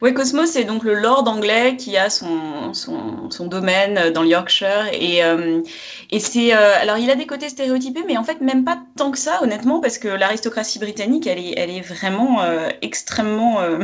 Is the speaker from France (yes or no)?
yes; France; je suis française